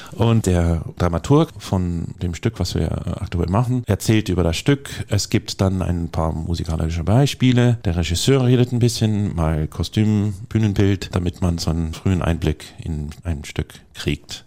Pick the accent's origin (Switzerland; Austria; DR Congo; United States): United States; California; now in Dortmund, Germany; Ich komme aus Kalifornien